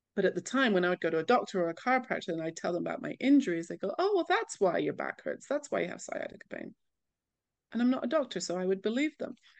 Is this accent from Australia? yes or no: no; England, United Kingdom; moved away as an adult; also born or lived in California; now in Jerusalem, Israel; being very English, when I moved to California